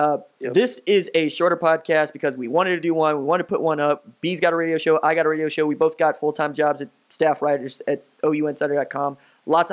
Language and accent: English; Tulsa, Oklahoma, United States; a newcomer from Tulsa. Shout out my hometown